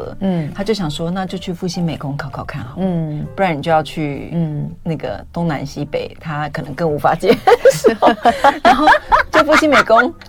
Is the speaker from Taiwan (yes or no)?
yes; Taipei, Taiwan; 当然用客家话了啊，我是客家人。